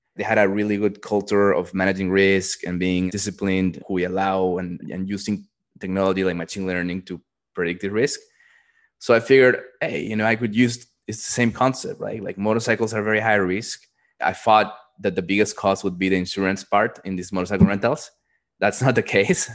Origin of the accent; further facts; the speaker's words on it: Peru; moved away; also born or lived in Dallas, Texas; I grew up in Peru